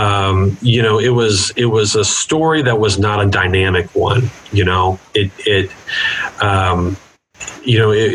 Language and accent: English; Gladstone, Missouri, United States; I grew up in the Northland in Gladstone